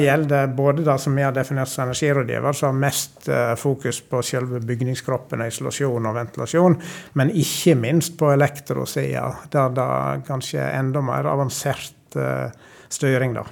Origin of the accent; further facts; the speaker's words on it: Sogn, Vestland, Norway; accent: sogning; moved away as an adult; now in Trøndelag, Norway; Jeg vokste opp i ei lita bygd på Vestlandet som heter Ortenvik.